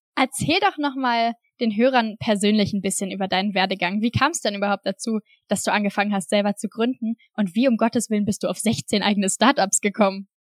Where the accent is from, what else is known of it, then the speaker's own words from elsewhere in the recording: near Straelen, North Rhine-Westphalia, Germany; also born or lived in Düsseldorf; in einem 5000 Einwohnerdorf im, am Niederrhein gelebt und bin da halt aufgewachsen.